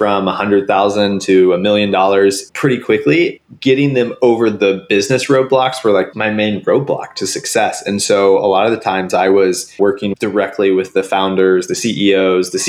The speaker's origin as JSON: {"language": "English", "town": "Springfield", "region": "Missouri", "country": "United States", "tie": "born or raised there", "said": "I grew up in Springfield, Missouri"}